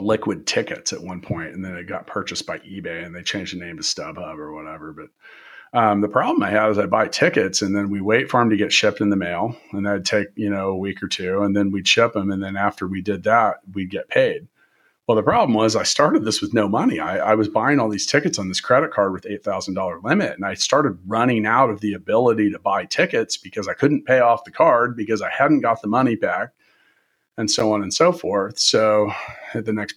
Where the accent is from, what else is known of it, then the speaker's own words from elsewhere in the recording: Kansas City, United States; moved away as an adult; also born or lived in Indianapolis, Indiana; I'm from Kansas and Kansas City